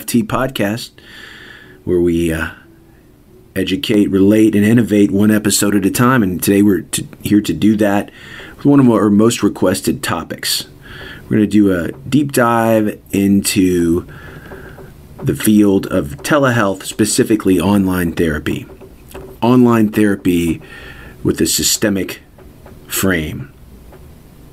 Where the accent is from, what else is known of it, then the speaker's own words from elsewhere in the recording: Louisville, Kentucky, United States; in my hometown of Louisville, Kentucky